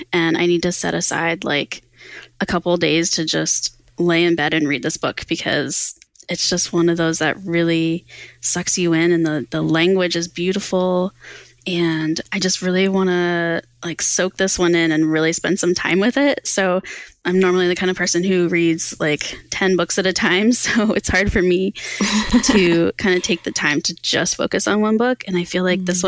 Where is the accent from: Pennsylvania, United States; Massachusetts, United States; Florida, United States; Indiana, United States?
Pennsylvania, United States; Pennsylvania, which is my home state